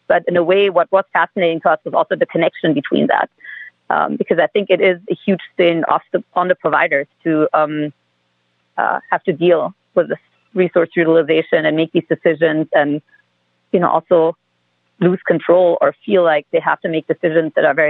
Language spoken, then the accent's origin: English; Germany; I'm originally from Germany.